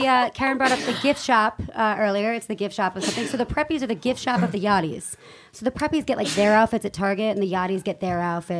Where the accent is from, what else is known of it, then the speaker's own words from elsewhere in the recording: Bronxville, New York, United States; I'm from New York. I'm a New Yorker.